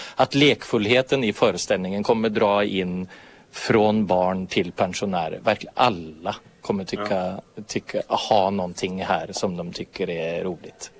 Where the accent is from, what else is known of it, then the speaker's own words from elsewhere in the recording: Norway; moved away; also born or lived in Finland; som norrman